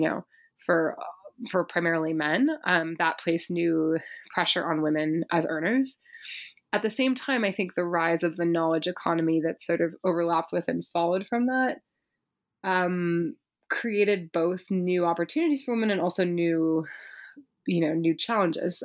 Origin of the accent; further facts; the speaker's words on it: Berkeley, California, United States; I grew up in Berkeley, California